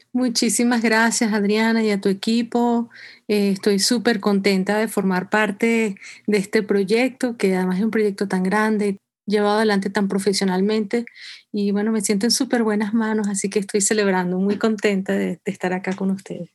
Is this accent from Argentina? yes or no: no; Venezuela; moved away as an adult; now in New York, United States; Yo soy venezolana, independientemente de donde viva